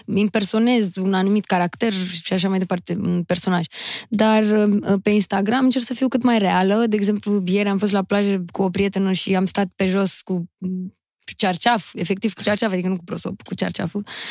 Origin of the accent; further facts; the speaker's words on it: Constanța, Constanța County, Romania; am fost crescută și născută și crescută în Constanța, în Faleză Nord chiar